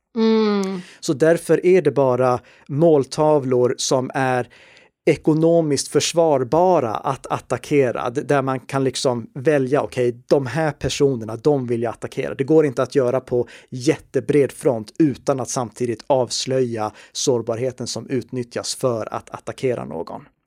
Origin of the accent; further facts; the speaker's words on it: Sweden; vi i Sverige